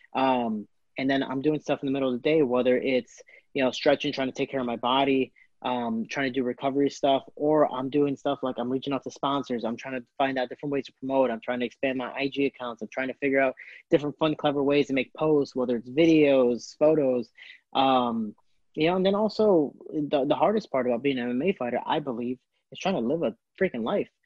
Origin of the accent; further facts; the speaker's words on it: Chicago, Illinois, United States; also born or lived in Florida; I am from Chicago, Illinois